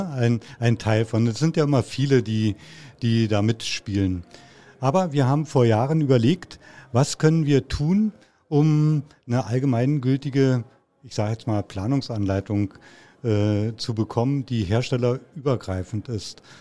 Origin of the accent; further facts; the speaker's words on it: Brandenburg an der Havel, Brandenburg, Germany; born there; gebürtig in der Stadt Brandenburg an der Havel, das ist also im Land Brandenburg. Für diejenigen, die es nicht wissen, das war früher der Osten.